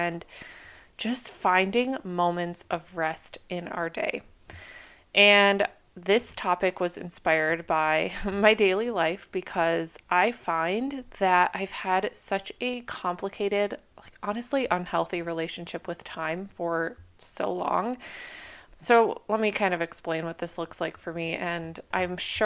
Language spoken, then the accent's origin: English; Minnesota, United States; moved away as an adult; now in California, United States; I grew up in Minnesota, and so for the first like 22 years of my life, I endured very harsh winters